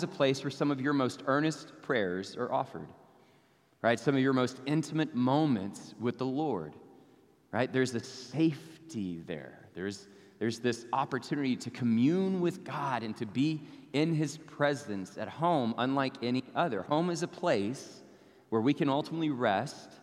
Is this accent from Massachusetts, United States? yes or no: no; Abilene, Texas, United States; now in Arlington, United States; go see my family in Abilene, so I get to go back to my hometown